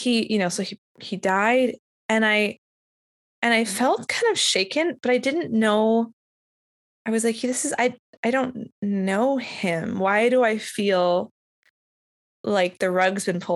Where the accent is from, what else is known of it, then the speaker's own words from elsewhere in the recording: Winnipeg, Manitoba, Canada; I grew up in Winnipeg